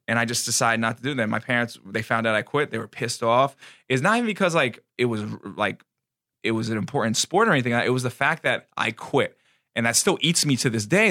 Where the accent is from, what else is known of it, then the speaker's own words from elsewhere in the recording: United States; our country